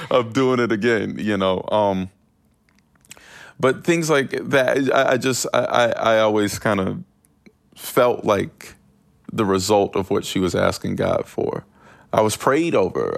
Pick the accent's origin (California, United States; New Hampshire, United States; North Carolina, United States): North Carolina, United States; Winston-Salem